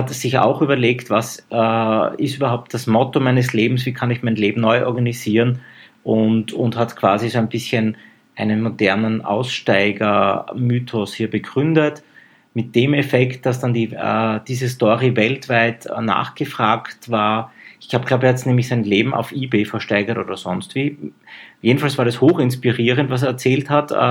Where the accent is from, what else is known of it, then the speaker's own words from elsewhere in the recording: Graz, Styria, Austria; Das bringe ich als Grazer immer ein bisschen durcheinander.